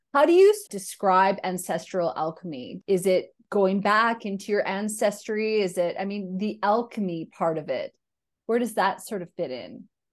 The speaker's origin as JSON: {"language": "English", "area": "two hours from the Alaskan border", "region": "Northern Canada", "country": "Canada", "tie": "born or raised there", "said": "So I grew up in Northern Canada, uh, two hours from the Alaskan border"}